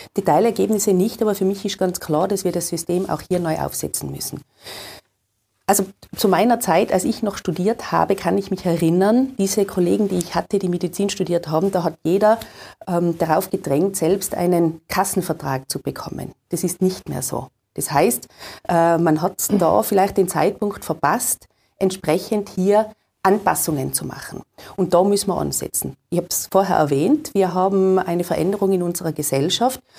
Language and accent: German; Tyrol, Austria; bei uns in Tirol